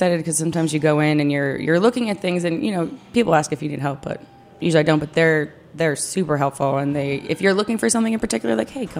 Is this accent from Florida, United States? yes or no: no; outside Philadelphia, New Jersey, United States; now in Washington, D.C., United States; I grew up outside of Philadelphia on the South Jersey side, as did the owners of the bar. We all kind of grew up in the little radius of each other.